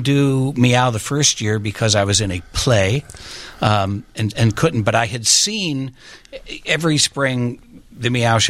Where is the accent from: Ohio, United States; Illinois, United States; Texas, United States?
Ohio, United States; Cleveland; moved away as an adult; I came from Cleveland.